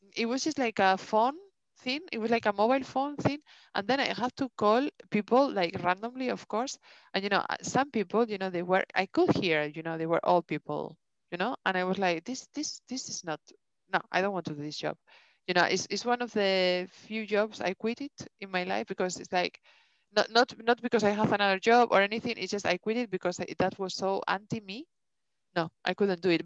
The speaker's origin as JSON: {"language": "English", "country": "Spain", "also_born_or_lived": "England", "accent": "thick Spanish", "second_language": "English", "moved": "yes", "lives_now": "Denmark", "said": "I have such a thick Spanish accent"}